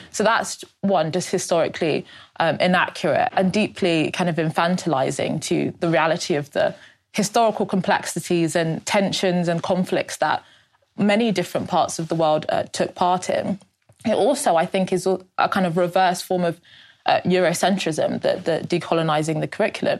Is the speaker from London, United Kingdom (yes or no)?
yes; London, United Kingdom; born born in London um, to British Nigerian uh, parents.